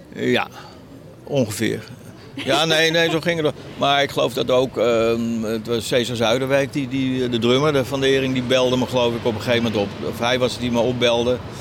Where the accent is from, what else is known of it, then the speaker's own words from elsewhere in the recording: Haarlem, North Holland, Netherlands; also born or lived in Heemstede; eigenlijk is Heemstede Haarlem, ja, dat is eigenlijk mijn geboorteplek. Of mijn, waar ik opgegroeid ben